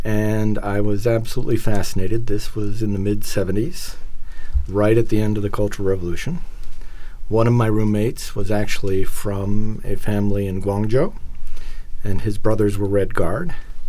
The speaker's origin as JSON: {"language": "English", "country": "Singapore", "tie": "born there", "also_born_or_lived": "Malaysia", "said": "So I was born in Singapore the year that they arrived in Singapore"}